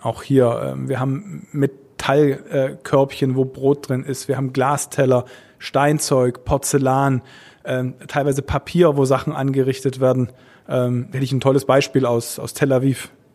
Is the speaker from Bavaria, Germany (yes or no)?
no; Stuttgart, Baden-Württemberg, Germany; Also meine Heimatstadt ist Stuttgart